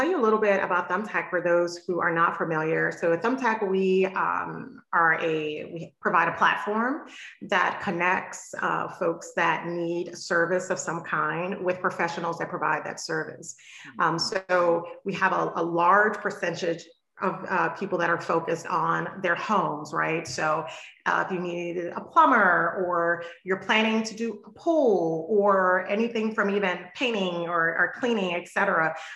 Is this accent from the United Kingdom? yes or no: no; the South, United States; I'm from the South. My mom's from Mississippi. My father from Louisiana.